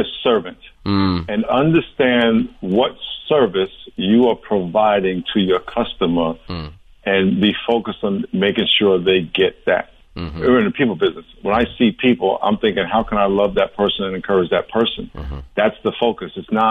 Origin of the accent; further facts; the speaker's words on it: New York, United States; I grew up in New York. I went running outside in high school in snow 2 feet deep with 5 below 0.